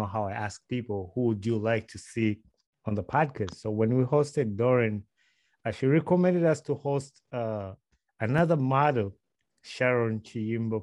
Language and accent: English; Wakiso, Central Region, Uganda; I was born I was born and raised in Wakiso